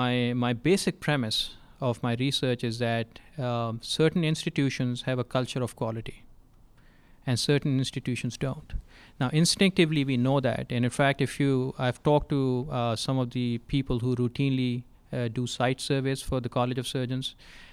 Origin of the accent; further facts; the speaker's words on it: Texas, United States; I'm from Texas, and Texas has a statewide trauma system and their own designation system.